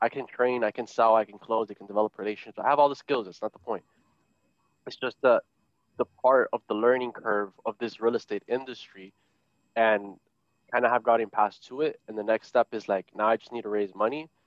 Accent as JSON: {"language": "English", "country": "United States", "tie": "born or raised there", "said": "I was born here, by the way, so I could be president, because I was born here. I'm American"}